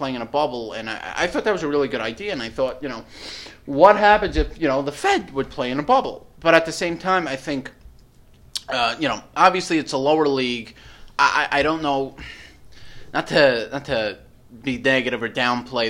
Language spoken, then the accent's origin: English; New York, United States; I'm from New York